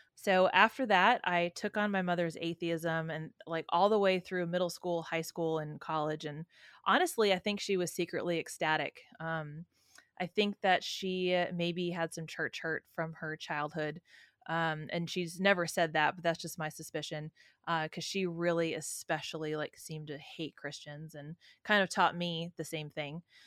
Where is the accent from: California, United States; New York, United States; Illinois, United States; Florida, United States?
California, United States; San Francisco; I was raised in San Francisco